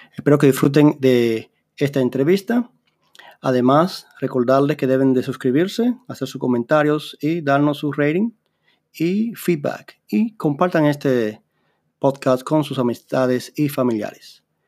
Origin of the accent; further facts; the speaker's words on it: Dominican Republic; now in Canada; compatriota dominicano